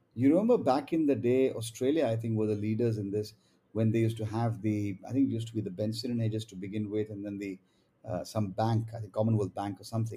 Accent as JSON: {"language": "English", "country": "India", "said": "as an Indian"}